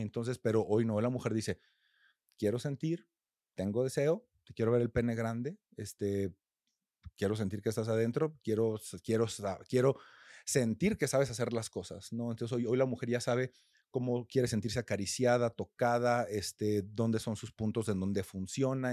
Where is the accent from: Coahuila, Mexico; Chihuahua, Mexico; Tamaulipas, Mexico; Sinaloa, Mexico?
Coahuila, Mexico; a rural community in; now in Mexico City, Mexico; yo no soy de aquí de Ciudad de México, soy de una comunidad rural en Coahuila